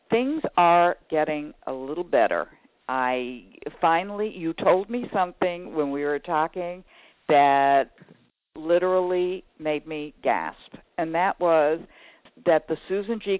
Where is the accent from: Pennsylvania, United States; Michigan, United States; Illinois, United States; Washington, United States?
Illinois, United States; Chicago; I am from the Chicago area